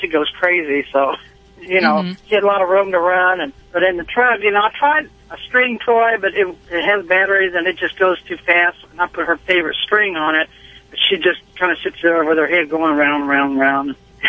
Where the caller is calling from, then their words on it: Conway, Missouri, United States; Conway, Missouri. I'm a truck driver.